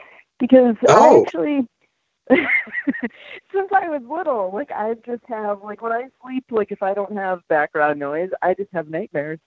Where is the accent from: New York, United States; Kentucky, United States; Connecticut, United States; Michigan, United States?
Connecticut, United States; Willimantic; now in Norwich, United States; I grew up in Willimantic, and then I live in Norwich now